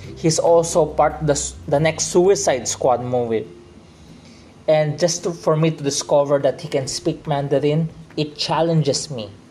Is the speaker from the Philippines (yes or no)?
yes; Philippines; I'm accustomed to Tagalog because I'm from the Philippines